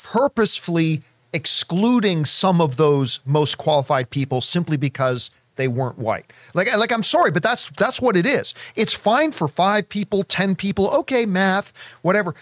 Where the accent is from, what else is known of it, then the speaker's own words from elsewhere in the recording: Canada; growing up in Canadian winters